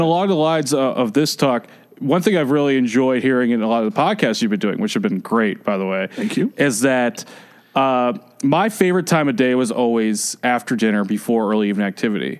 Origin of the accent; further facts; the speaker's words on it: Atlanta, Georgia, United States; I grew up in Atlanta.